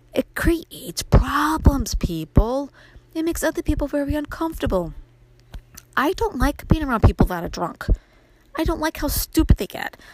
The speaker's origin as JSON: {"language": "English", "town": "New York City", "region": "New York", "country": "United States", "tie": "born or raised there", "moved": "as an adult", "lives_now": "upstate New York, United States", "said": "my life growing up in Brooklyn, how I made the move to upstate New York after I married my husband"}